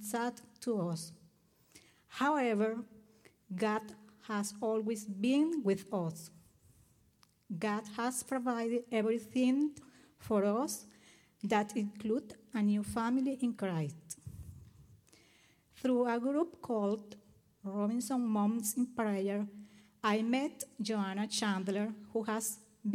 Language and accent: English; Venezuela; moved away as an adult; now in United States; I am from Venezuela. I lived in Venezuela until August 2017